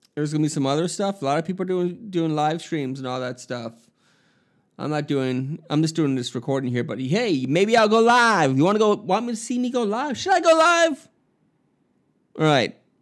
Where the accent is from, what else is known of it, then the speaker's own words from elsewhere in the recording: Miami, Florida, United States; moved away; my hometown in Miami, Florida